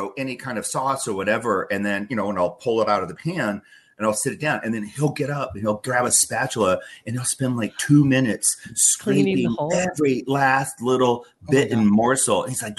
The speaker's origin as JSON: {"language": "English", "region": "South Dakota", "country": "United States", "said": "well, I'm from South Dakota, and like, you know, we were up there in the north in the plains, and it was 1,000,000,000 degrees below zero"}